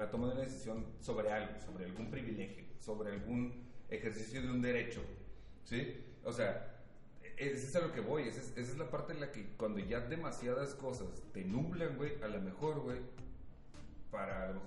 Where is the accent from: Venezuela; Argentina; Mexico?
Mexico; ha de ser un pinche racista y soy mexicano, güey